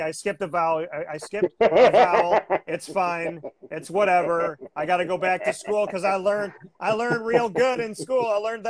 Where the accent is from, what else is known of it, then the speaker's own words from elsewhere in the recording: Onondaga County, Central and upstate New York, United States; Onondaga County native, Central and upstate New York, my hometown, my county.